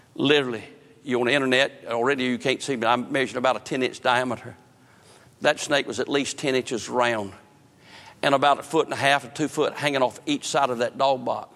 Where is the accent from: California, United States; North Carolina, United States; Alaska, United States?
North Carolina, United States; I grew up in northern part, eastern part of the state, fished the Chowan River